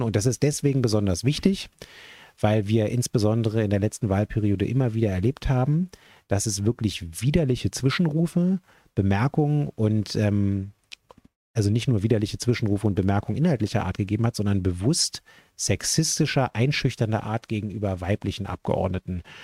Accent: Berlin, Germany; als jemand, der ja gebürtiger Westberliner ist

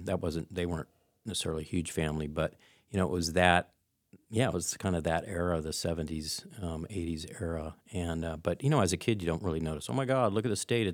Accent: Turnagain, Alaska, United States; I grew up in Turnagain.

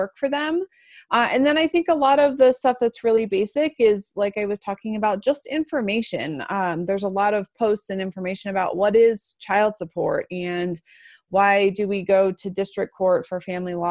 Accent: Florida, United States; moved away as an adult; also born or lived in Atlanta, Georgia; now in Colorado, United States; I went to law school in Atlanta and I'm from Florida

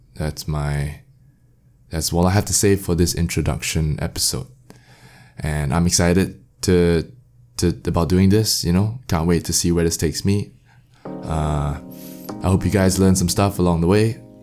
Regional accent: Singapore; I'm from Singapore

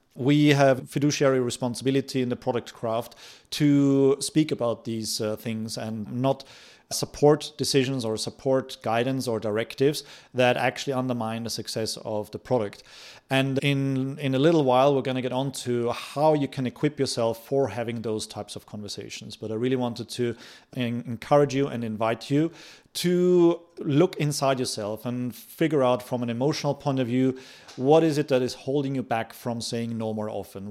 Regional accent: Austria; moved away; I come from Austria

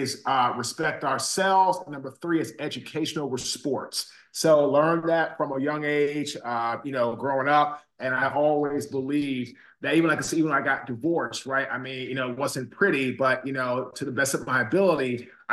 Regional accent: Washington, District of Columbia, United States; moved away as an adult; also born or lived in Baltimore / Raleigh; So I'm from Washington, D.C. I grew up in Washington, D.C.

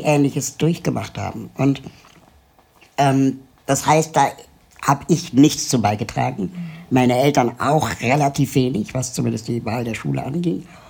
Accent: Germany; also born or lived in Lima, Peru; Mein Vater ist Peruaner, meine Mutter ist Deutsche.

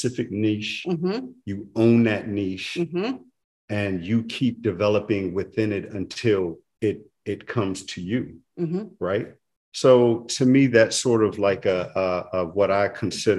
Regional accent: New Orleans, Louisiana, United States; now in Atlanta, United States; I'm from New Orleans, mm-hmm. and I've been fortunate to have grown up in a city

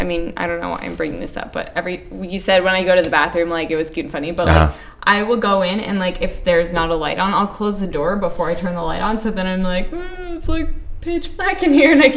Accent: Lake Havasu City, Arizona, United States; I was born in Lake Havasu City.

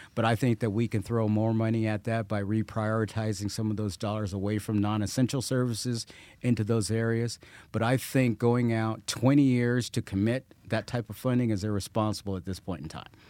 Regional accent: Colorado Springs, Colorado, United States; I grew up here. Uh, this is my hometown.

